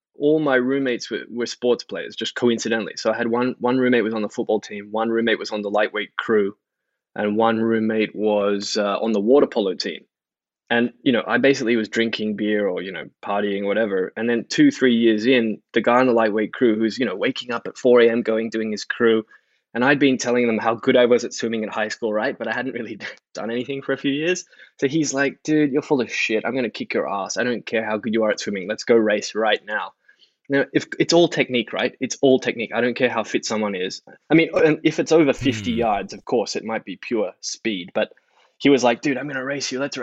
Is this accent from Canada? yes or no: no; Sydney, New South Wales, Australia; moved away; also born or lived in Japan; I grew up in Sydney